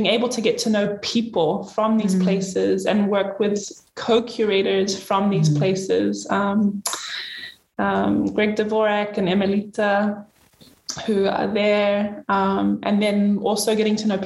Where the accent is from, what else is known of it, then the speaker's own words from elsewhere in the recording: Vava'u, Tonga; I was born in Vava'u